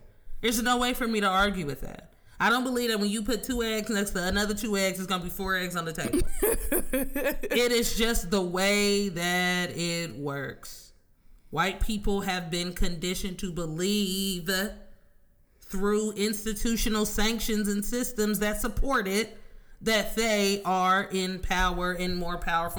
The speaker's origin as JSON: {"language": "English", "town": "Oakland", "region": "California", "country": "United States", "said": "from Oakland."}